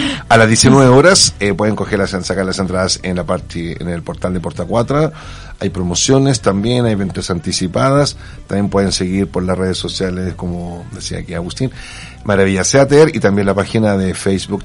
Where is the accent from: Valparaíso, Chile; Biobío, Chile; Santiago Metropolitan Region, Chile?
Santiago Metropolitan Region, Chile; Santiago; moved away as an adult; now in Barcelona, Spain; soy de Santiago. Santiago adoptado hace 20 años aquí en Barcelona